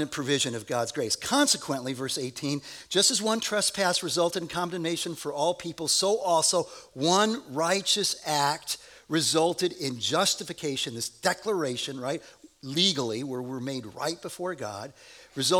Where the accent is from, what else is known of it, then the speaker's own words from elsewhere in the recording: United States; we're from America and we are rugged individualists